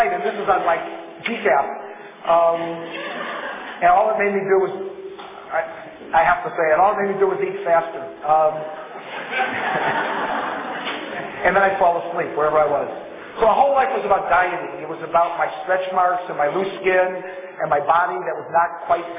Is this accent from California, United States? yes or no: yes; Los Angeles, California, United States; I grew up in the Fairfax area. I grew up in Los Angeles.